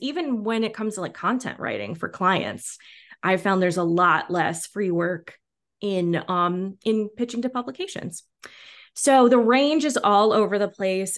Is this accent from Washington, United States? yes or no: yes; Washington, United States; also born or lived in New York; now in Los Angeles, United States; I grew up in Washington State and live in L A now